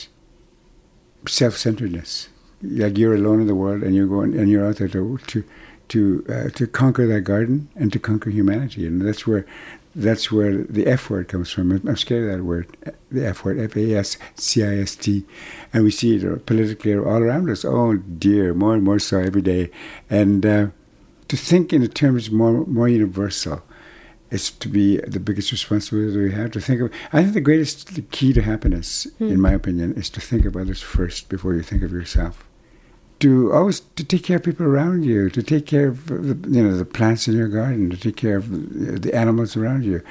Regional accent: Brochet, Manitoba, Canada; first language Cree; English is a second language; moved away; arrive in my hometown of Old Broche until the summer of 1973, when I was 21. Too late for me to lose my language, which is how and why my Cree survived unscathed.

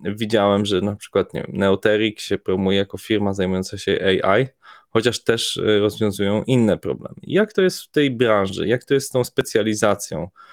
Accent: Poland; jesteśmy grupą chłopaków z Polski

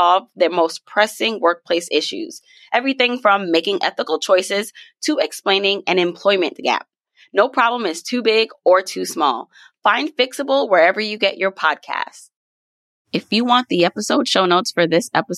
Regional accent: Jamaica; I'm Jamaican.

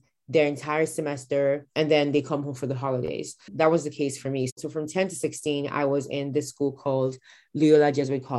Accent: Nigeria; now in Texas, United States; I was born in Nigeria, which is where I'm from

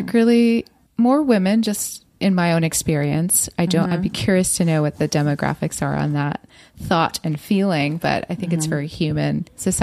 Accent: Los Angeles, California, United States; I grew up in Los Angeles too

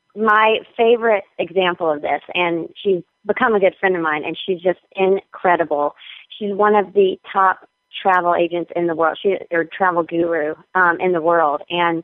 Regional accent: North Carolina, United States; I mean, I'm still from North Carolina. I'm still Southern.

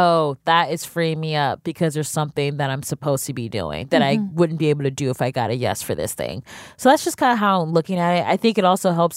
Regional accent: Cleveland, Ohio, United States; now in New York, United States; I'm from Cleveland, Ohio

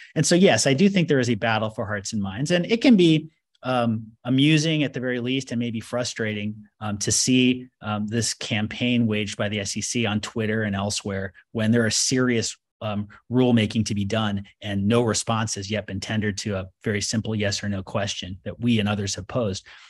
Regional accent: United States; I, as an American

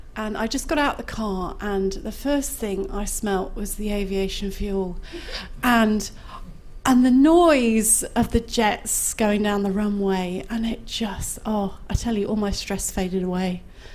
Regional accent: Nottingham, East Midlands, United Kingdom; from Nottingham. Nottingham. A up my dock, that's hello in Nottingham.

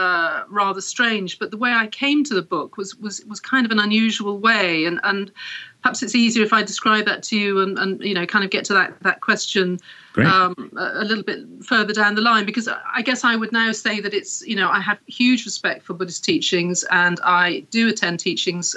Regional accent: Wales, United Kingdom; also born or lived in Paris / Berlin; now in London, United Kingdom; I was born in Wales, here in the UK, and I was raised Anglican

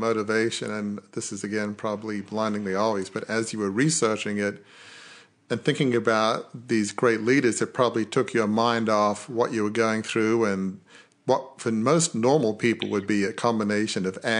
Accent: Australia; even though I'm Australian

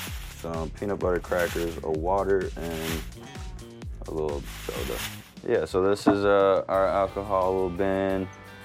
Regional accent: Chattanooga, Tennessee, United States; I'm ready to get back home for my next show in Chattanooga. This is my first stadium show, and I haven't played my hometown in, I think, 6 years.

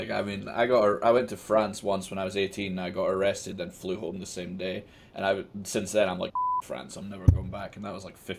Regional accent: Scotland, United Kingdom; Being Scottish is tremendous.

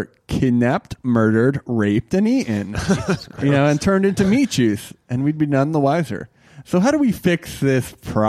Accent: New York City, New York, United States; also born or lived in Queens; now in New York City, United States; You know, I grew up in the Bronx, you know. You know, and move to Queens.

